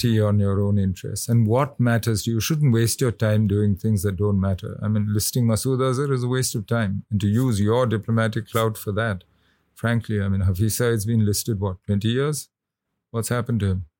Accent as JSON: {"language": "English", "country": "India", "said": "as an Indian"}